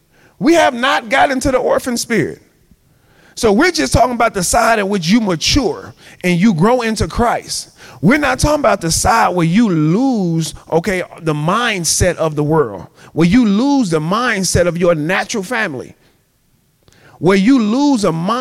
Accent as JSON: {"language": "English", "town": "Chicago", "region": "Illinois", "country": "United States", "said": "I'm from Chicago"}